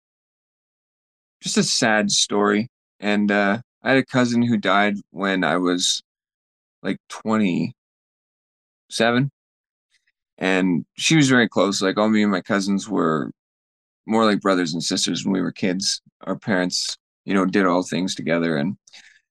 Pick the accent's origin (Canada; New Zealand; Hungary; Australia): Canada; Fort St. John, British Columbia; we were up in Fort St. John in my hometown